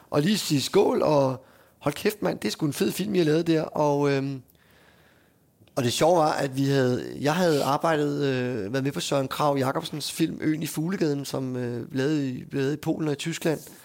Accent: Hundested, Capital Region of Denmark, Denmark; moved away; also born or lived in Frederiksværk; vi er fra Hundested fra Frederiksværk

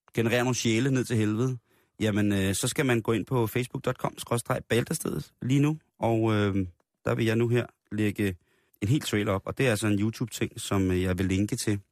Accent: Denmark

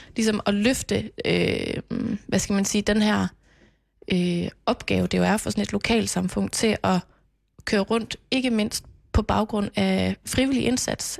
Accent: Knebel, Central Denmark Region, Denmark; moved away; jeg er jo vokset op på Mols, som mm. også er ude i provinsen, og dengang var der mange flere indbyggere i Knebel, hvor jeg er fra

